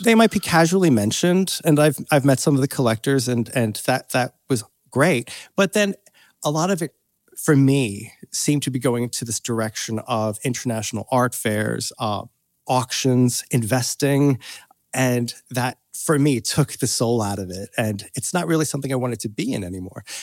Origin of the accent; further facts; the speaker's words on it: Doylestown, Pennsylvania, United States; moved away as an adult; also born or lived in United Kingdom; now in Los Angeles, United States; I grew up in Pennsylvania, uh, outside of Philadelphia, in a little suburb